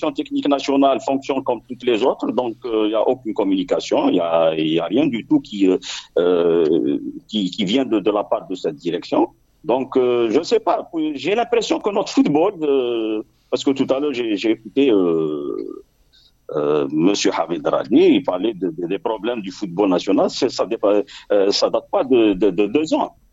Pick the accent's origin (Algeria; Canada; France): Algeria; chez nous en Algérie